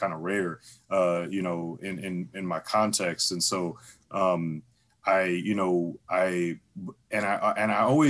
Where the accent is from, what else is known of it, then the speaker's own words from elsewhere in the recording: St. Louis, Missouri, United States; I'm actually originally born and raised in St. Louis. From the Lou, from the STL.